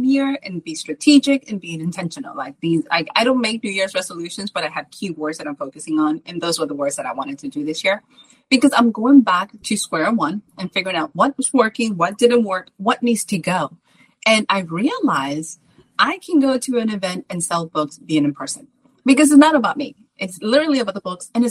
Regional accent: Salem, United States; now in Texas, United States; my hometown of Salem, even though I live in Texas

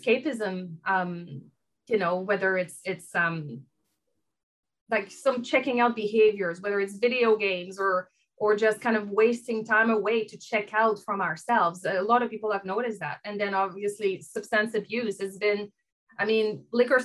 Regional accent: Canada; accent: French; now in Vancouver, Canada; I have a French accent. I am French Canadian, based in Vancouver here

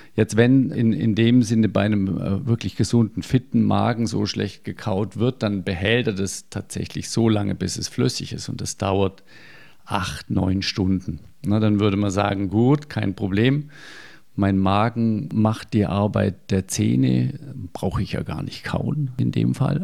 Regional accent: Germany; bei uns in Deutschland

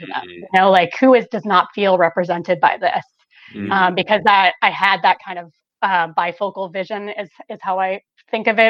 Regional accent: Bloomington, Illinois, United States; I grew up in central Illinois, 3 hours south of Chicago

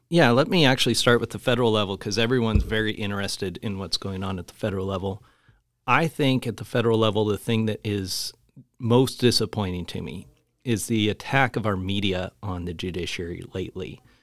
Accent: Spokane, Washington, United States; also born or lived in Louisville; raised here in Spokane, and we'd moved over to Louisville

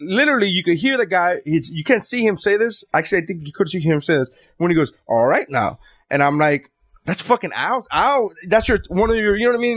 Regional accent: New York, United States; I'm from New York

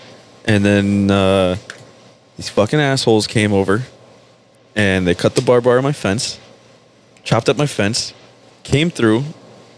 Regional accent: Cutler Ridge, Florida, United States; I grew up mostly around Color Ridge

